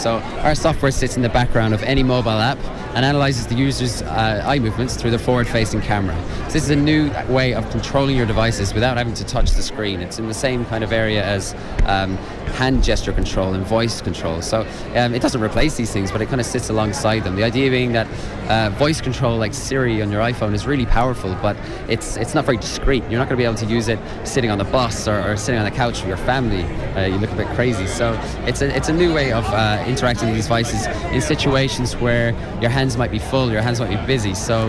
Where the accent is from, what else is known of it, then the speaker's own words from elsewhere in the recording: Connacht, Ireland; I'm {S1} from Mayo. Dermot's from Galway.